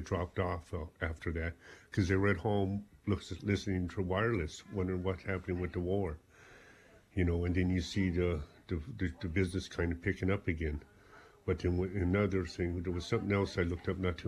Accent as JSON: {"language": "English", "country": "South Africa", "moved": "as an adult", "lives_now": "Ballyporeen, Ireland", "said": "I came from South Africa"}